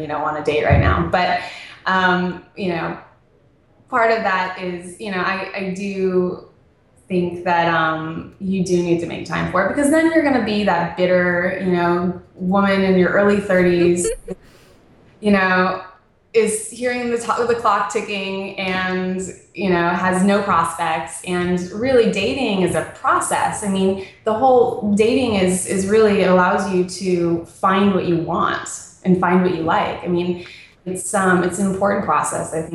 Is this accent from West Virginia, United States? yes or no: no; Las Vegas, Nevada, United States; also born or lived in Phoenix, Arizona / Hollywood Hills, Los Angeles; now in Santa Monica, United States; I was born in Phoenix, and then all of the, like, really important formative years, my parents decided to raise me in Las Vegas